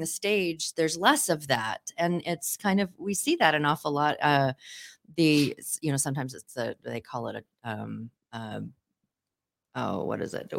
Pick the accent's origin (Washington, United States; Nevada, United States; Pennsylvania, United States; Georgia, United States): Washington, United States; Seattle; 'cause I grew up in the Seattle area